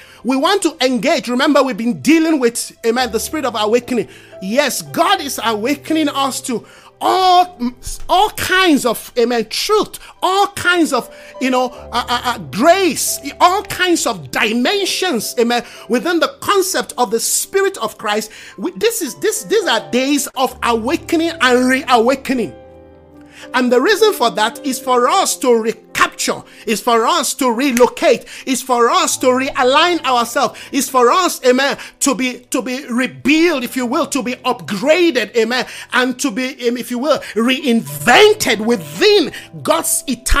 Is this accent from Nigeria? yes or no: yes; Nigeria; moved away; When I came from Nigeria, I pay excess luggage on books and tapes.